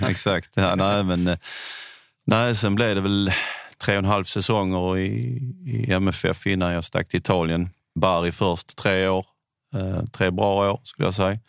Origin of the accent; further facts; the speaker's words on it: Bjärred, Skåne, Sweden; also born or lived in Italy; now in Höllviken, Sweden; jag är uppvuxen i Bjärred utanför Malmö